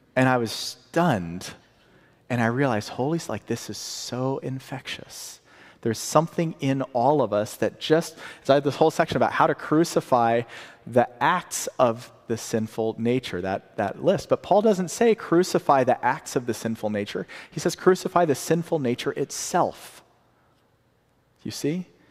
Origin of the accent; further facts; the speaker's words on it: the South, United States; I'm from the South